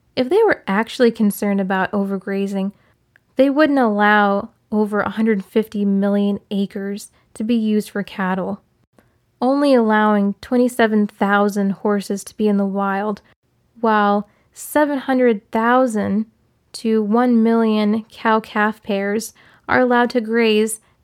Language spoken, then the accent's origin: English; Maryland, United States; growing up in Maryland